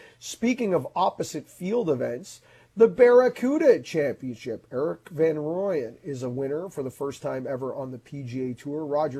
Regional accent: Canada; we're Canadian golf fans

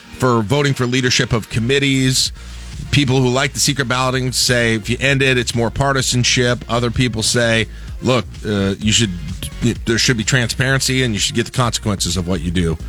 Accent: South Dakota, United States; There was a Happy Chef when I grew up in South Dakota

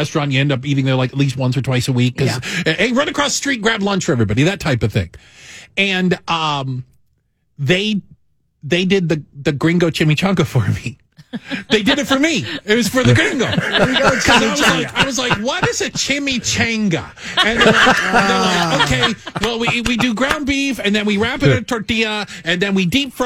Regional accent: Tucson, Arizona, United States; now in Chicago, United States; I grew up an hour from the Mexican border, for goodness sakes, in Tucson

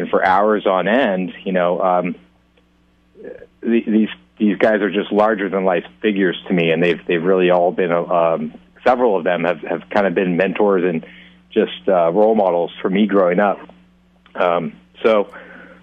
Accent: Central Coast, California, United States; now in Sausalito, United States; we grew up on the Central Coast

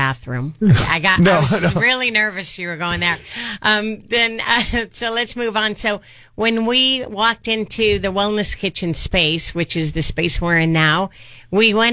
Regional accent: Bay Area, California, United States; moved away as an adult; also born or lived in Paso Robles, California; I'm originally from the Bay Area

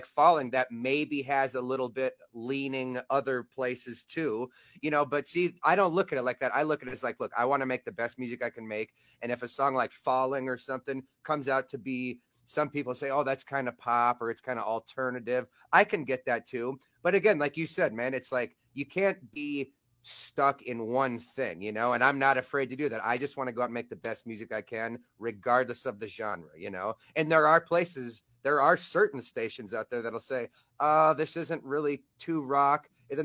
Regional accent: Black Hills of South Dakota, United States; also born or lived in northwest Indiana, outside Chicago; I was actually born in, like, the Chicago area, outside of Chicago, northwest Indiana, until I was about 8 or 9 years old. And then, yeah, I moved up here to South Dakota, Black Hills of South Dakota

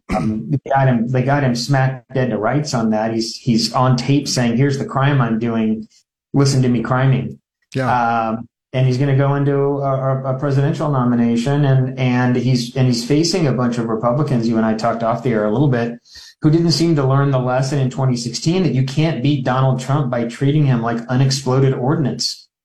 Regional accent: Omaha, Nebraska, United States; I grew up up here in Omaha

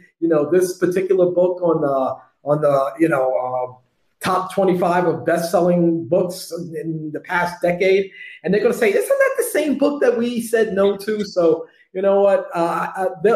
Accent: New York City, New York, United States; I'm a kid from the Bronx who grew up on hip hop

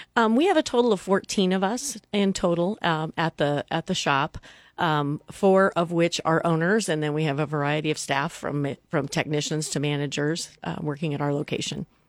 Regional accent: Neely, Nebraska, United States; moved away as an adult; now in Lincoln, United States; Dan and I grew up in a small town. Uh, we're from Neely, Nebraska.

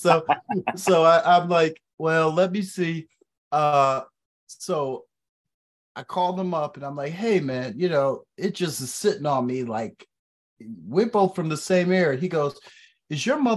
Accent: Chicago, Illinois, United States; I'm close to Chicago. I grew up in Chicago. I'm right here

